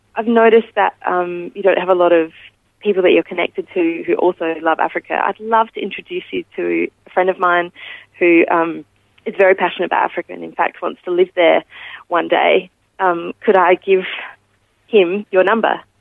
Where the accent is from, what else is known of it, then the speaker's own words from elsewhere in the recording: Adelaide, South Australia, Australia; I was born in Adelaide um, in the northeast of Adelaide. I was lucky enough to grow up in a Christian home